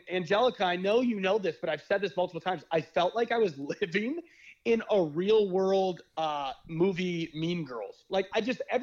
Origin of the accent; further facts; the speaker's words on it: Midwest, United States; how I was raised and where I come from the Midwest